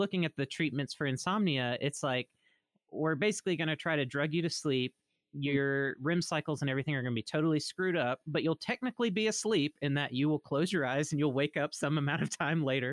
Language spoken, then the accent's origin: English; Mississippi, United States; moved away; I'm originally from Mississippi. So to see my home state